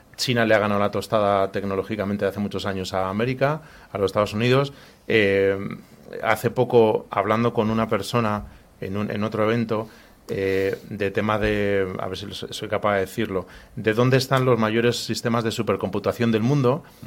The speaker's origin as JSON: {"language": "Spanish", "town": "Madrid", "region": "Community of Madrid", "country": "Spain", "tie": "born or raised there", "said": "nací en Madrid"}